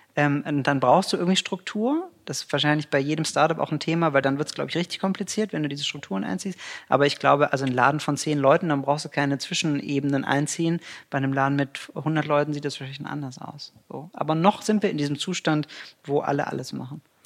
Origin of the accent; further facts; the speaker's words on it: Cologne, North Rhine-Westphalia, Germany; ich bin Kölner von Herzen und äh, pendel halt immer nach Düsseldorf